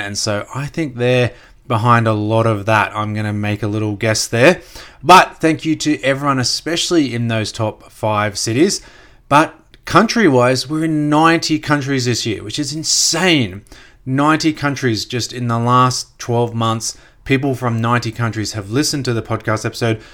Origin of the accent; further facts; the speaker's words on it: Gold Coast, Queensland, Australia; also born or lived in Brisbane; I grew up on the Gold Coast, just south of Brisbane